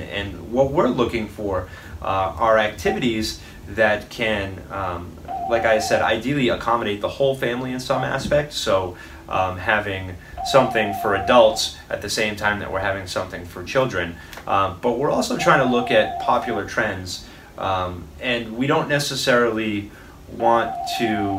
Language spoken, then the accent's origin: English; Fall River, Massachusetts, United States; also born or lived in Westport, Massachusetts; I grew up in Westport and Fall River, mm-hmm. Um, split time between both.